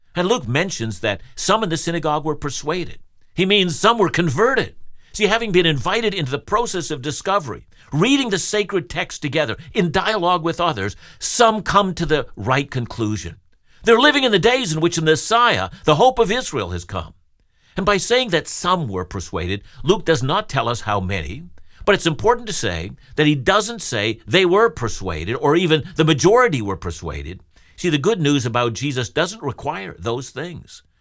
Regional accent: Canada; I'm a Canadian

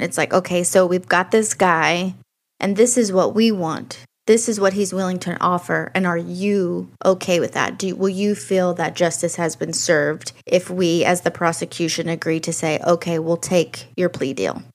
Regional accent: near Shreveport, Louisiana, United States; Shreveport, which is next to my hometown

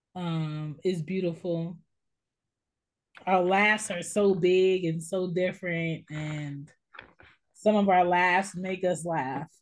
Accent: United States; we are American Black people

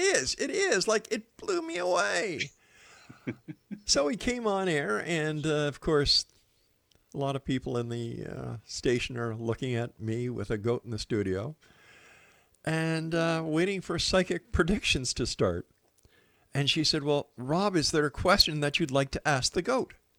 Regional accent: Montreal, Quebec, Canada; moved away; I'm from Montreal originally

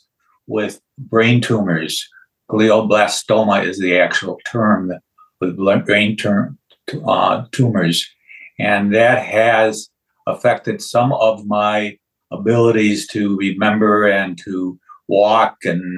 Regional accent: Chicago, Illinois, United States; moved away; also born or lived in Valparaiso, Indiana / St. Paul, Minnesota; I grew up in Chicago

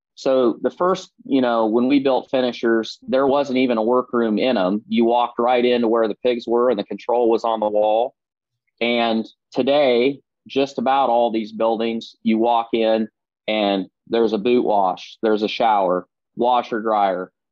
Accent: Southeast Iowa, United States; I grew up in Southeast Iowa, as you said, uh, born and raised

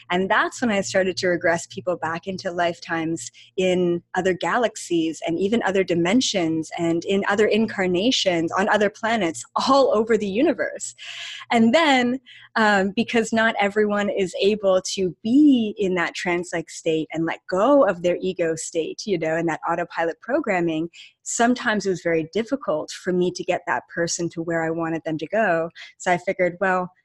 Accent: Canada; we're both Canadian and literally from like 20 minutes away from each other in Canada, like not even a different province

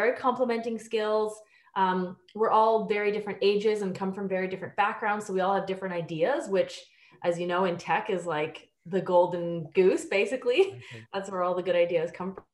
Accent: Ontario, Canada; moved away as an adult; also born or lived in Australia / United Kingdom; now in Vancouver, Canada; I'm from Ontario. I lived abroad for almost 10 years. I lived in Australia and the UK. And then I moved to Vancouver 5 years ago

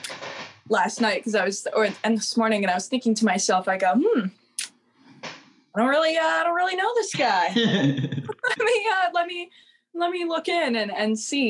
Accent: New Jersey, United States; moved away as an adult; also born or lived in Florida; I was raised in New Jersey

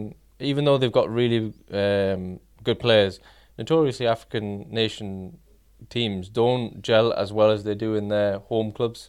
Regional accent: South Shields, North East England, United Kingdom; born there; I was born in South Shields as well, actually.

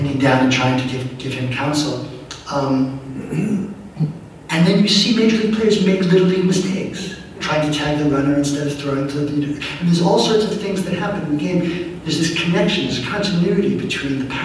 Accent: New York City, New York, United States; now in California, United States; I grew up in New York City

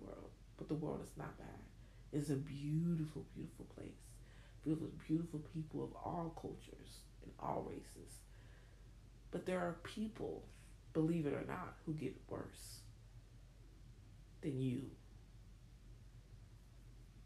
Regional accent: New York City, New York, United States; also born or lived in Newark, New Jersey; I'm from Newark, so I mean, I was born in Newark, but raised in Brownsville

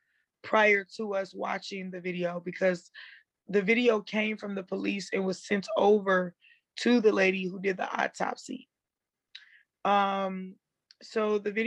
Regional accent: St. Paul, Minnesota, United States; also born or lived in Chicago, Illinois; I'm from Chicago, but I grew up in St. Paul, Minnesota

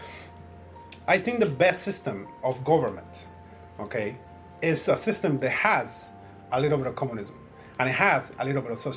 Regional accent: United States; I'm an American

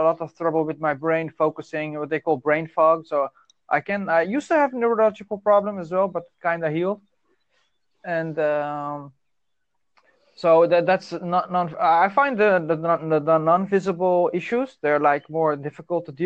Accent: Netherlands; English is a second language; I'm from the Netherlands.

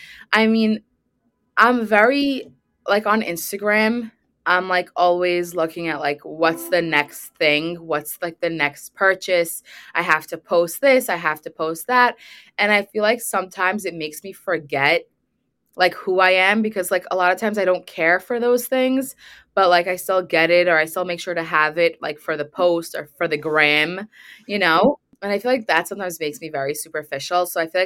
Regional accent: Brooklyn, New York, United States; also born or lived in Manhattan; So my hometown has always been Brooklyn, and I was in the city. I was living in Manhattan, and I just recently moved back to Brooklyn after I got married.

